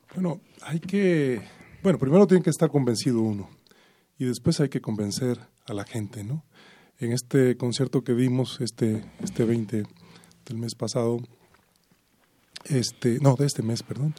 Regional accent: Veracruz, Mexico; moved away; para mi estado, para para mi patria chica

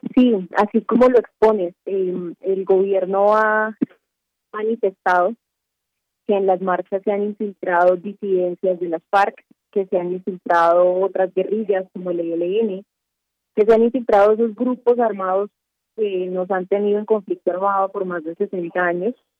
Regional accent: Cali, Valle del Cauca, Colombia; now in Bogotá, Colombia; Yo estoy en Bogotá, porque nuestra sede del periódico El Espectador es aquí en la capital, pero yo soy de Cali

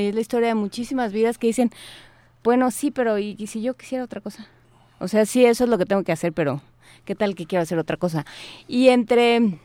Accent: Mexico; nosotros los mexicanos

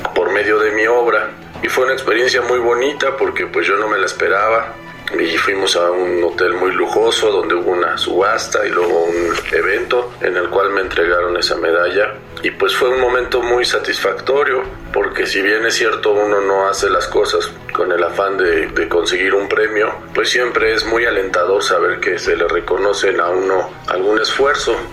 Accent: Mexico City, Mexico; soy artista plástico de la Ciudad de México

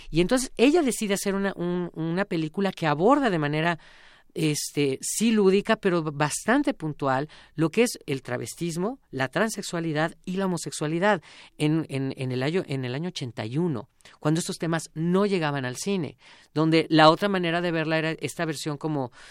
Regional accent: Mexico

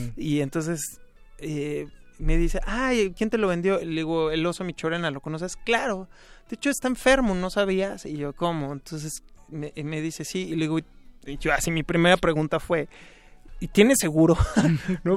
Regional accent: Mexico City, Mexico; Toda mi niñez, sí. Bueno, en realidad siempre he vivido en la Ciudad de México. Y bueno, crecí aquí en la del Valle

